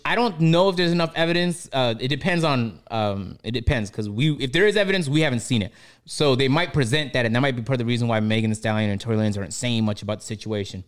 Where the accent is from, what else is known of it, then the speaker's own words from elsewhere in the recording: Toronto, Ontario, Canada; growing up in Toronto